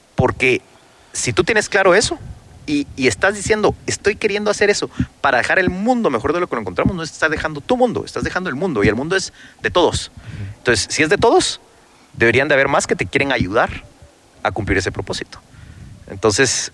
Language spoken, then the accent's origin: Spanish; Carretera a El Salvador, Guatemala Department, Guatemala; cuando yo nací, cuando tenía ocho meses, mis papás se pasaron a vivir a Carretera El Salvador